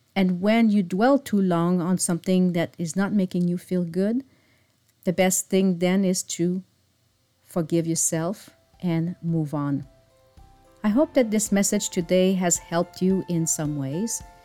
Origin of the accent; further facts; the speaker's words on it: Montreal suburb, Quebec, Canada; moved away; my hometown, which is located in the Montreal suburb